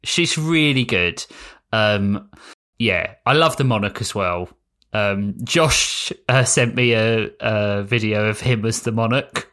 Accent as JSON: {"language": "English", "country": "United Kingdom", "said": "I'm British"}